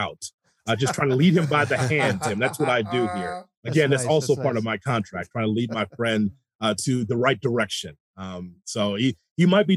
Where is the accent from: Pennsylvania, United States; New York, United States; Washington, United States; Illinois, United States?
Illinois, United States; Chicago; I'm a kid from the South Side